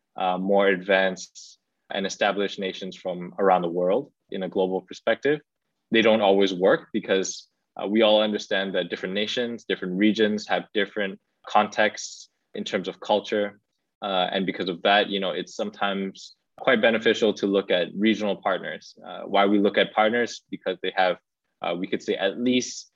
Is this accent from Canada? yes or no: no; Cambodia; moved away; also born or lived in Singapore; my home country in Cambodia